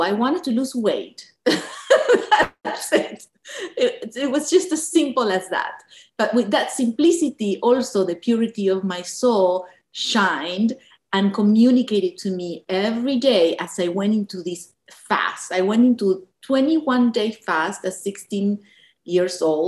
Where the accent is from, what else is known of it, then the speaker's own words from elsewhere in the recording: Buenos Aires, Argentina; moved away; when we were in Argentina growing up in Buenos Aires